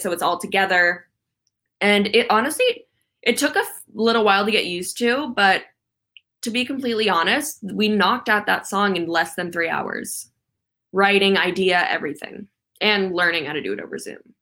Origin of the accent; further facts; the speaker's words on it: Calabasas, California, United States; where I grew up in Calabasas